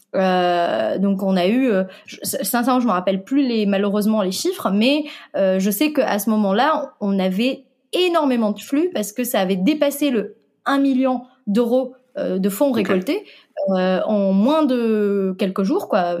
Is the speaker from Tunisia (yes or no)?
yes; Tunisia; moved away as an adult; now in France; je suis tunisienne. Et en Tunisie, on a, dès le lycée, la possibilité de spécialiser dans l'informatique. Et c'est donc, c'est ce que j'ai fait à l'âge de 14